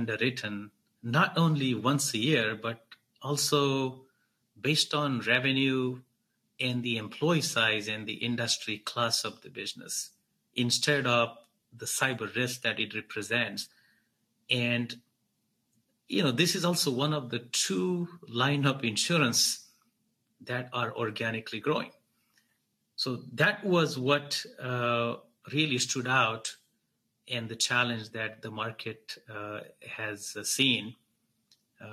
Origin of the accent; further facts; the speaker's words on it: Mumbai, Maharashtra, India; moved away as an adult; also born or lived in New York, United States; now in San Francisco Bay Area, United States; After migrating from Mumbai to New York while I was 18, I moved to Bay Area from New York